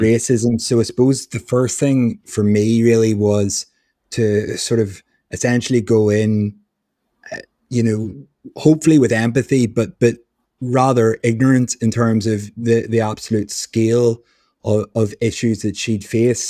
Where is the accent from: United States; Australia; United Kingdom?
United Kingdom; Belfast, Northern Ireland; I grew up in Belfast